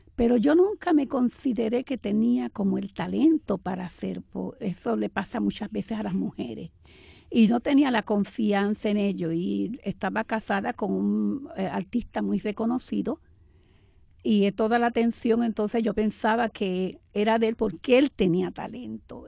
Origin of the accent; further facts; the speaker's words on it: Camuy, Puerto Rico; moved away as an adult; also born or lived in Arecibo / New York; now in Manhattan, United States; Y realmente yo nací en Arecibo, pero me crié en Camuy